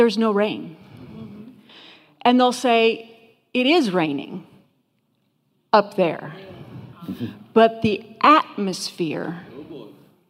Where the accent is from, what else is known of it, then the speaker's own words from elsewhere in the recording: Buffalo, New York, United States; moved away as an adult; now in Colorado, United States; I grew up in Buffalo, New York.